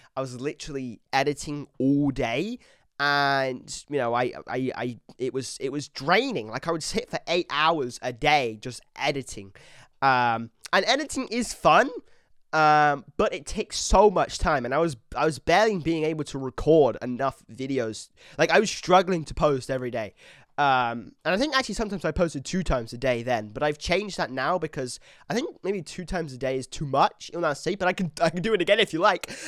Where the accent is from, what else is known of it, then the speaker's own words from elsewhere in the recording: England, United Kingdom; I'm British, but I'm English.